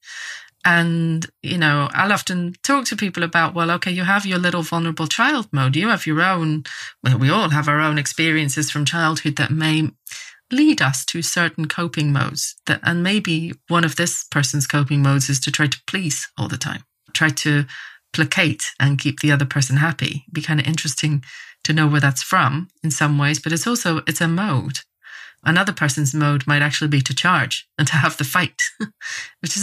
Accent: Northern Ireland, United Kingdom; moved away as an adult; also born or lived in England; I grew up in Northern Ireland in quite a religious context with a lot of dogmatism

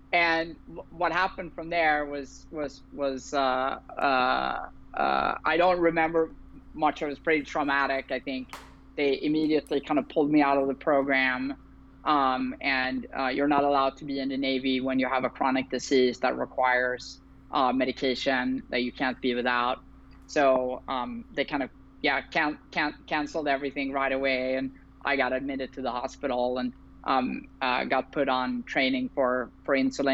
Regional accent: Sweden; moved away as an adult; also born or lived in Berlin, Germany; now in San Francisco, United States; I currently live in San Francisco, California. I've been here for about 6 years now, but I'm originally from Sweden

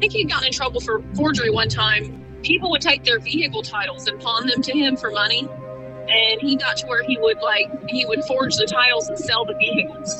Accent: South Webster, Ohio, United States; I grew up in South Webster

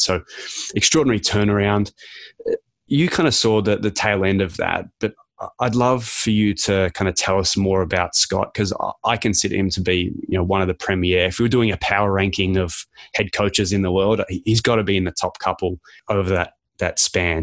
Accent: Canberra, Australian Capital Territory, Australia; now in Canada; I was born in Canberra

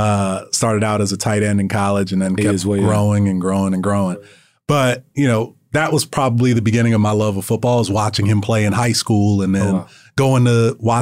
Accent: Florida, United States; And the reason why is because I grew up in South Florida and Super Bowl 23 was in Miami.

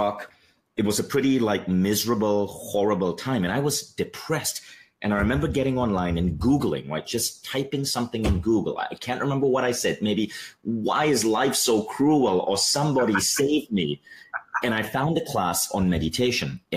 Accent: Malaysia; also born or lived in New York; I'm Malaysian

